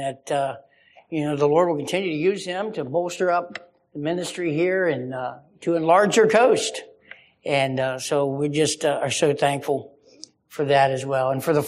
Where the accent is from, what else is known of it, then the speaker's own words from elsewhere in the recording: West Virginia, United States; now in Hanover, United States; we're from West Virginia, but we live in Pennsylvania right now.